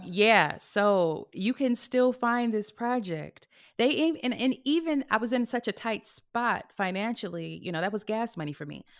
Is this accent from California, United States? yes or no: yes; California, United States; also born or lived in Houston; now in Los Angeles, United States; I came from Houston, even though I'm from California